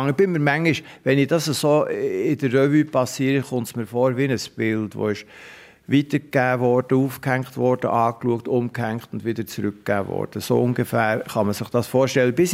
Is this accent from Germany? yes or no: no; Geneva, Switzerland; born there; Ich bin eigentlich in Genf geboren worden und meine Eltern, die waren geheiratet, aber nicht miteinander.